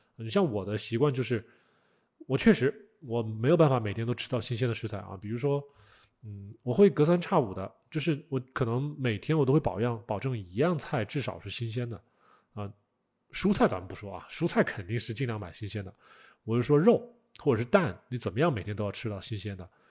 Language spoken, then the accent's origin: Chinese; China; 我们中国人是通过腌制啊、啊晒干呐这种是不得已而为之，